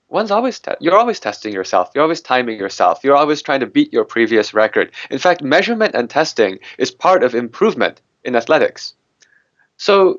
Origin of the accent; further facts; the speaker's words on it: United States; I'm an American mathematician.